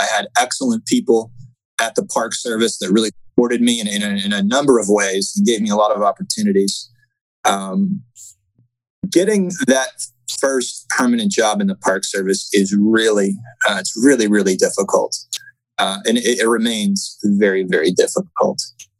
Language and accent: English; Massachusetts, United States; moved away; I grew up in Massachusetts.